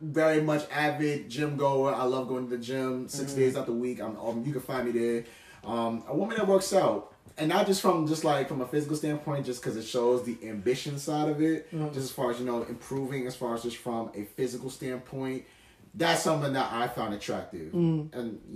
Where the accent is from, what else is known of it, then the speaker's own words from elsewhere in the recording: United States; also born or lived in New York / New Jersey; growing up in New York as well, growing up in New Jersey